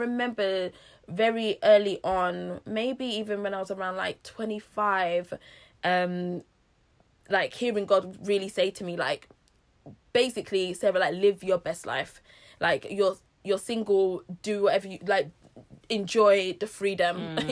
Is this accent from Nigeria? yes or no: yes; Nigeria; being Nigerian, being of a certain age